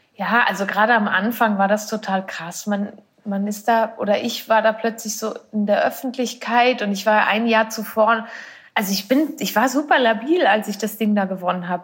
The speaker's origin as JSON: {"language": "German", "country": "Switzerland"}